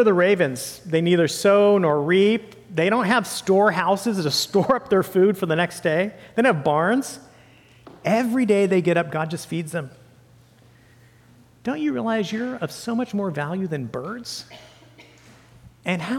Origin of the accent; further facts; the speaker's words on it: Santa Cruz Mountains, California, United States; I grew up with newts in Santa Cruz Mountains area